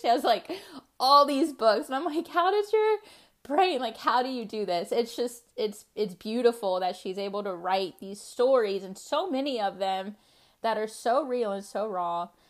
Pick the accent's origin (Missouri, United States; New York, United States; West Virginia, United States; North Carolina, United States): North Carolina, United States; Charlotte; I was born in Charlotte, North Carolina